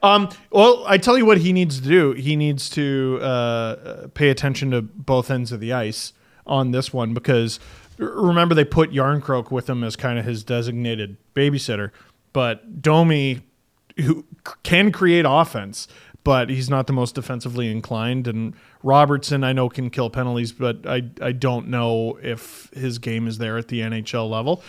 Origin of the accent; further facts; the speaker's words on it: Canada; As a Canadian